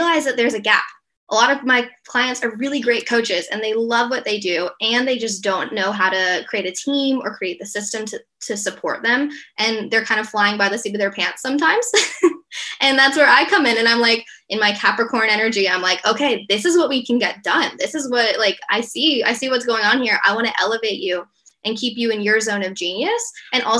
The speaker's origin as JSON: {"language": "English", "town": "Atlanta", "region": "Georgia", "country": "United States", "moved": "as an adult", "lives_now": "Perth, Australia", "said": "I'm originally from Atlanta, Georgia in the US. I've lived in Australia since 2 days before the border shut when COVID came in March 2020"}